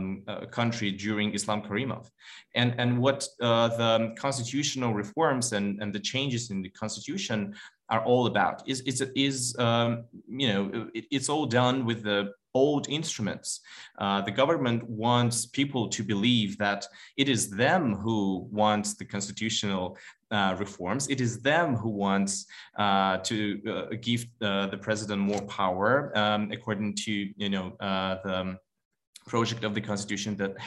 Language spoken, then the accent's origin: English; Samarkand, Samarqand Region, Uzbekistan; I'm from Samarkand, ethnically Tajik